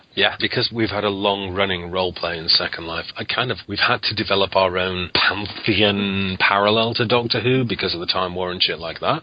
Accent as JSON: {"language": "English", "area": "Lancashire", "region": "North West England", "country": "United Kingdom", "said": "I'm from Lancashire"}